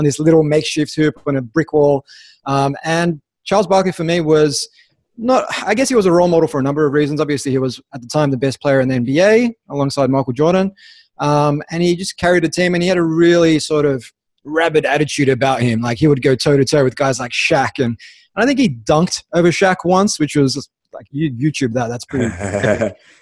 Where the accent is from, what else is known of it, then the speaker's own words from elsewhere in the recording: Melbourne, Victoria, Australia; also born or lived in Sydney; I grew up in Melbourne